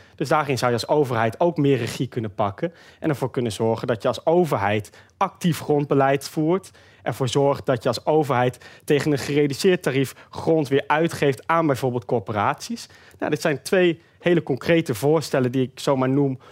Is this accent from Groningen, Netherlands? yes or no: yes; Groningen, Netherlands; Ik kom zelf uit Groningen